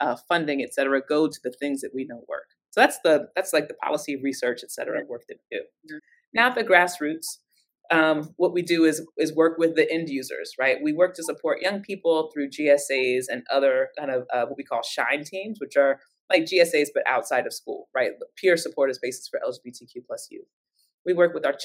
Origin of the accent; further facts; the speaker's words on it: Cincinnati, Ohio, United States; I come from Cincinnati, Ohio